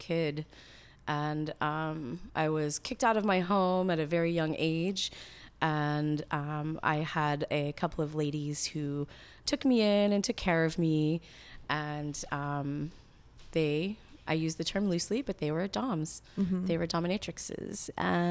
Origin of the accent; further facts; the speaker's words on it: Houston, Texas, United States; moved away as an adult; I grew up in Houston, Texas